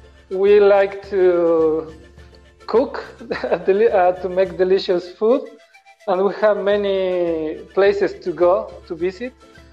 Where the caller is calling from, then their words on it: Ecuador; English is a second language; I'm calling far, far away from you. I'm calling from Ecuador.